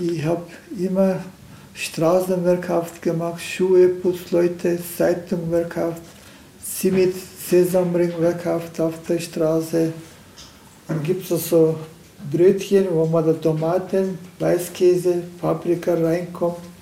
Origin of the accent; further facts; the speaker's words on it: Turkey; German is a second language; now in Deggendorf, Germany; Ich bin in der Türkei aufgewachsen